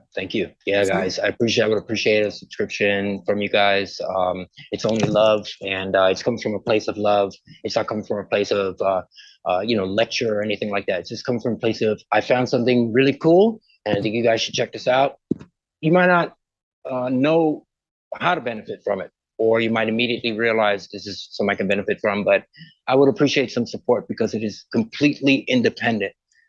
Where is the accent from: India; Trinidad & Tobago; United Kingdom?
Trinidad & Tobago; Port of Spain; I was born in the Caribbean and a place called Port of Spain. And I grew up in Chanflare, right below a hill.